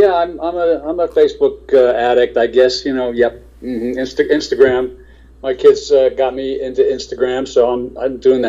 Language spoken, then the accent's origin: English; East Coast, United States; also born or lived in New York; I'm from the East Coast, so I wanted the Giants, but.